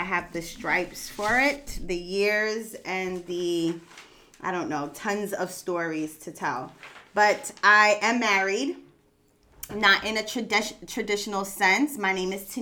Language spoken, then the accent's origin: English; New York City, New York, United States; I am from Brooklyn, raised in Brooklyn, born in Brooklyn, live in Brooklyn, BK all day